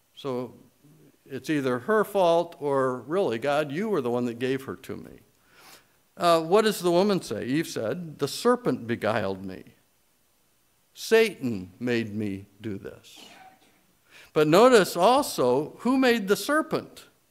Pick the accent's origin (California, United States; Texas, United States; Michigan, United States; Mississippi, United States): Michigan, United States; I grew up in Michigan where we say err